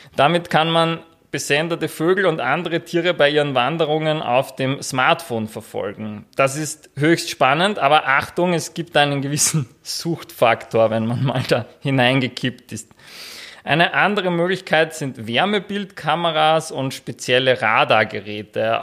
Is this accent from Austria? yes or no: yes; Austria; bei uns in Österreich